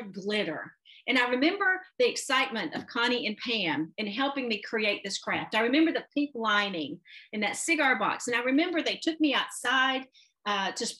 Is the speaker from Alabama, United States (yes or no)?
yes; Anderson, Alabama, United States; moved away as an adult; also born or lived in Huntsville, Alabama / Memphis, Tennessee; a junior high school in my hometown of Anderson, Alabama